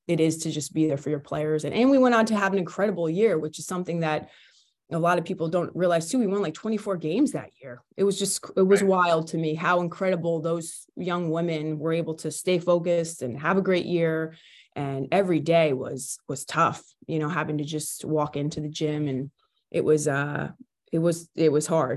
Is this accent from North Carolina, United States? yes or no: no; New York, United States; moved away as an adult; also born or lived in New Hampshire; now in Sutton, United States; I grew up in New York, went to Catholic school